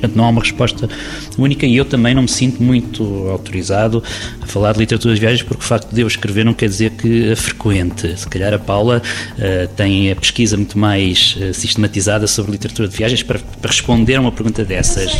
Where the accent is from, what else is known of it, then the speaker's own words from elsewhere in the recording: Figueira da Foz, Centro, Portugal; venho da Figueira da Foz, que nos anos 80, quando na minha adolescência, era um ponto de paragem